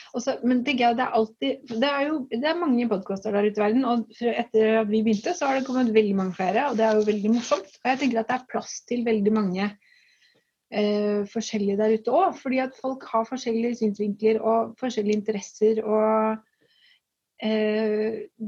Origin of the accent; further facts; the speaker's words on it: Strømmen, Akershus, Norway; moved away as an adult; now in Tønsberg, Norway; Jeg kommer jo fra Strømmen, som er et lite sted utenfor Oslo.